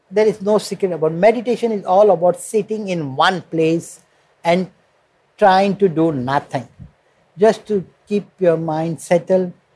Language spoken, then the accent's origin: English; India; moved away as an adult; now in Moscow, Russia; they know I'm from India